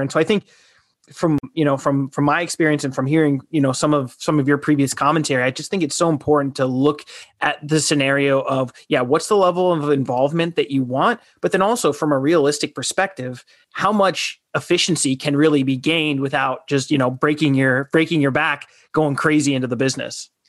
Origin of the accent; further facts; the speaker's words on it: Southern Arizona, United States; I'm from Southern Arizona